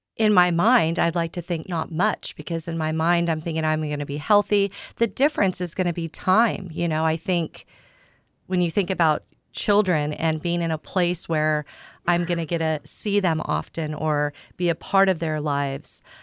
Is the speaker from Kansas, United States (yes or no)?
yes; Southeast Kansas, United States; moved away as an adult; now in San Diego, United States; I grew up in the Midwest in a small town in Southeast Kansas